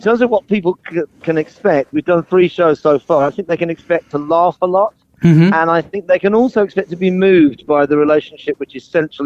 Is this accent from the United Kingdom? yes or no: yes; Birmingham, West Midlands, United Kingdom; now in London, United Kingdom; I'm very proud of coming from Birmingham and being a Brummie, and even though I live in London now, you know, these are my roots and where I'm from